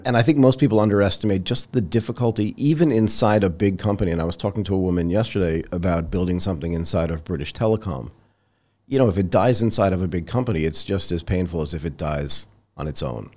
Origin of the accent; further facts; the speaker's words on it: Hull, Massachusetts, United States; moved away; I grew up in Nantasket Beach